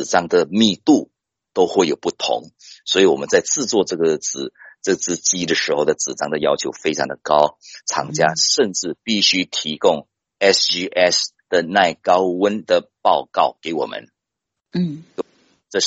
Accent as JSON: {"language": "Chinese", "country": "Taiwan", "said": "因为大家都知道，我们台湾人大家都很熟悉，健康很重要"}